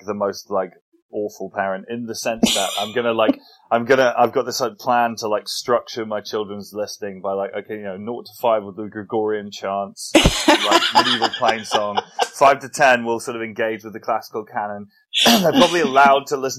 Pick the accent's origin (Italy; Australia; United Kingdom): United Kingdom; England; as an English person